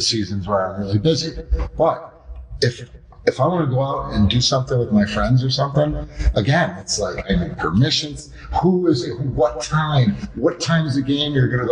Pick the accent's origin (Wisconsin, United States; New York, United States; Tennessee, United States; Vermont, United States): New York, United States; Fairport; our, you know, original hometown here